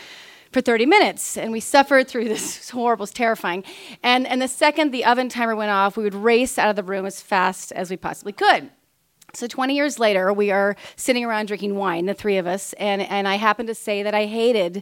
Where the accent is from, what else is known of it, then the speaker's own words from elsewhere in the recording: Kansas, United States; We're from Kansas.